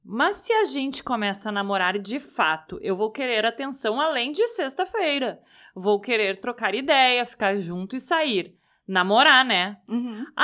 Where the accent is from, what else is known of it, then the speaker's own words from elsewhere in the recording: Porto Alegre, Rio Grande do Sul, Brazil; a gente sempre morou em Porto Alegre, a gente nasceu aqui em Porto Alegre, mas os nossos pais são de lá.